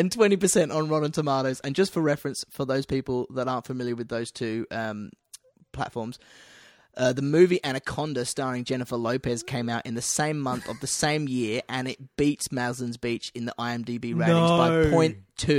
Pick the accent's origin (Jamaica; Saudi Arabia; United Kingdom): United Kingdom; born or raised there; now in Australia